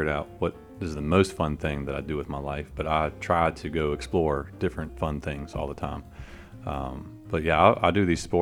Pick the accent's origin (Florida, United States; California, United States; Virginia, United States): Virginia, United States; Richmond; I'm from Richmond, and I really like Richmond